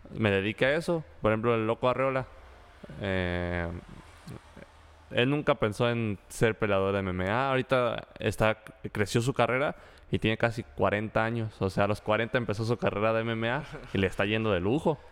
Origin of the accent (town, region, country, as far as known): Mexico